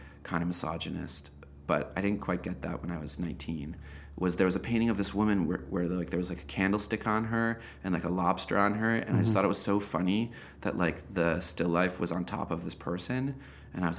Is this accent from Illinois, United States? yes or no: yes; Evanston, Illinois, United States; I grew up in Evanston, Illinois, which is the first suburb north of Chicago